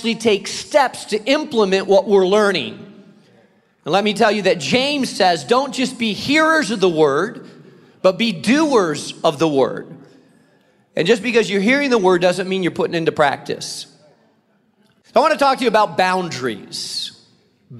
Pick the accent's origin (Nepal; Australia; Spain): Spain; moved away; I grew up in Spain